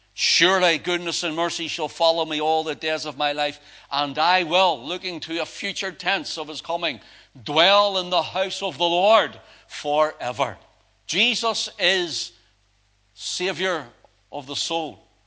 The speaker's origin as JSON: {"language": "English", "town": "Belfast", "region": "Northern Ireland", "country": "United Kingdom", "tie": "born or raised there", "said": "I grew up down in Belfast"}